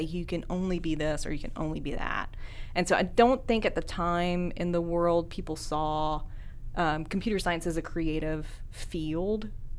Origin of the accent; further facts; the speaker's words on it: Abbeville, Louisiana, United States; moved away as an adult; also born or lived in Gueydan, Louisiana / Denver, Colorado; now in Shreveport, United States; I am from Abbeville, Louisiana.